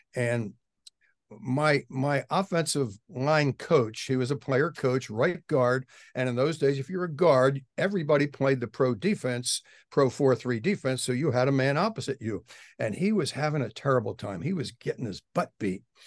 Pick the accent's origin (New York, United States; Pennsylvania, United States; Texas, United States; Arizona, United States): Pennsylvania, United States; Philadelphia; moved away as an adult; now in Washington, United States; I grew up in Philadelphia in a section called Germantown